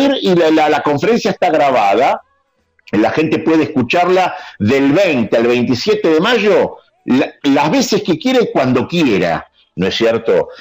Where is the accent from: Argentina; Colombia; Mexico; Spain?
Argentina; nos caracteriza como argentinos